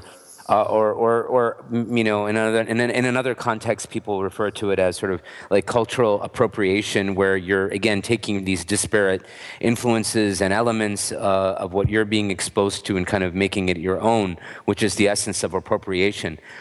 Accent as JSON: {"language": "English", "country": "United States", "tie": "born or raised there", "said": "I was born and raised here"}